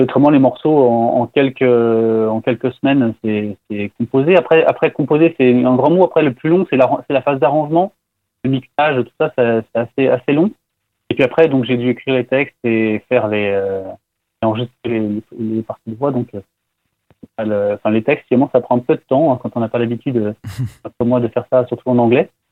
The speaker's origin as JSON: {"language": "French", "country": "France", "said": "je suis français"}